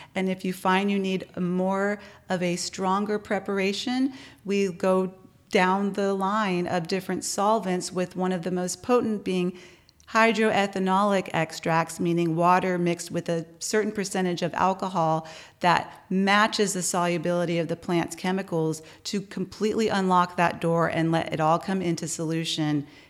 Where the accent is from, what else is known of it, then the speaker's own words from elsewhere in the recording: San Antonio, Texas, United States; now in Austin, United States; from San Antonio